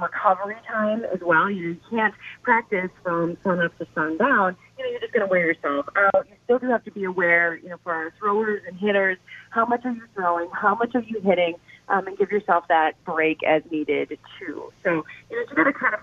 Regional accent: Clintonville, Wisconsin, United States; moved away as an adult; also born or lived in Waukesha, Wisconsin; I grew up in Clintonville, Go Truckers. It's about 2 hours north of here

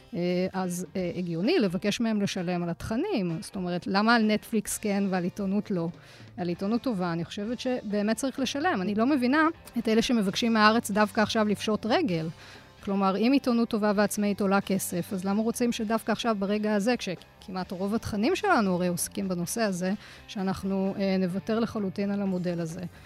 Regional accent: Jerusalem, Jerusalem District, Israel; גדלתי במשפחה דתית בירושלים, אה, להורים שעלו מצרפת

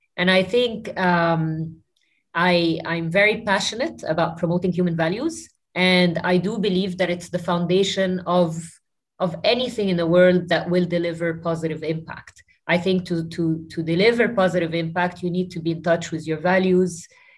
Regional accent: New Zealand; born there; I was born in New Zealand, and I lived in close to 7 or 8 countries throughout my life.

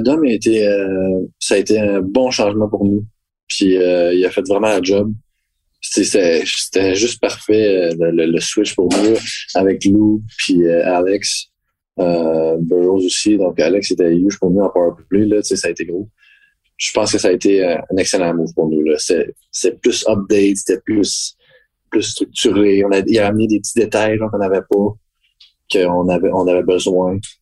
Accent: Quebec, Canada; en tant que Québécois

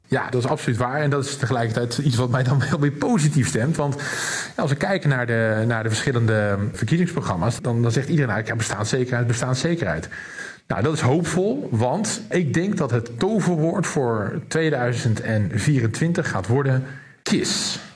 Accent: Rotterdam, South Holland, Netherlands; als een echte Rotterdammer

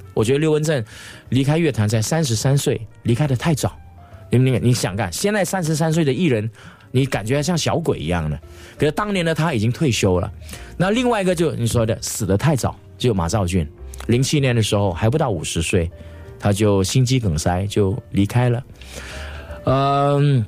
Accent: Singapore; accent: Singaporean Mandarin; moved away as an adult; also born or lived in Taiwan; 我是新加坡的歌手，不管在这个语言方面，就是我们的，我们的口条，我们讲这个，这个华语的腔调，都跟台湾有一些不一样

